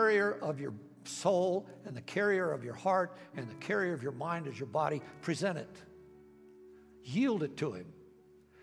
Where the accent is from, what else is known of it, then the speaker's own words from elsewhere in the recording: United States; I grew up here in America